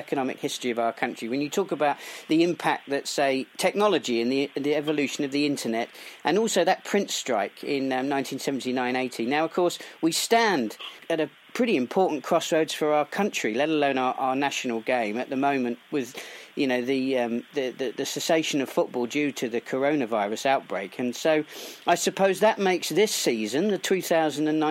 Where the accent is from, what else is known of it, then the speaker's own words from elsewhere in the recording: Portsmouth, South East England, United Kingdom; went on to play for my hometown club, Portsmouth